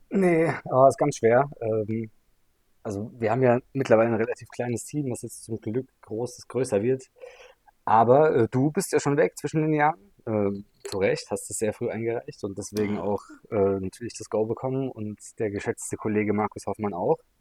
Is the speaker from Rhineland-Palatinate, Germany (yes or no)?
no; Mannheim, Baden-Württemberg, Germany; als Mannheimer